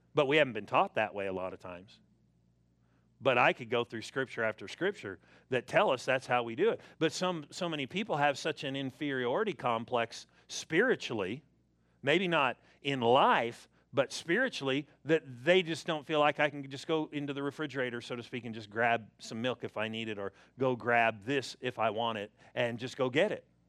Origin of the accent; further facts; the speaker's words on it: Southern California, United States; I was born and raised in Southern California